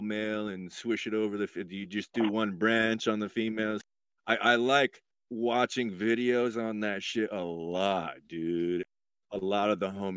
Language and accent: English; Idaho, United States; moved away as an adult; now in Oregon, United States; I grew up in Idaho